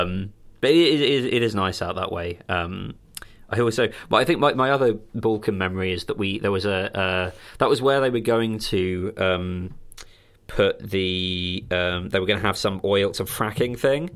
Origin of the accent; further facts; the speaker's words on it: countryside near Crawley, South East England, United Kingdom; growing up with Crawley as the nearest, like, big town is not fun